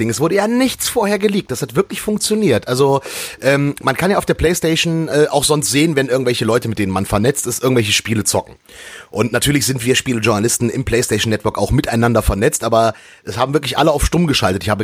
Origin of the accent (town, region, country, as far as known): Lower Saxony, Germany; born or raised there; now in Frankfurt, Germany